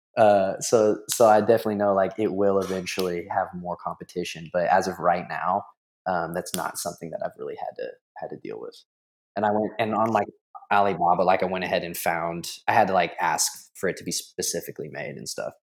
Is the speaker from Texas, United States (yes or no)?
yes; San Antonio, Texas, United States; I'm from San Antonio, Texas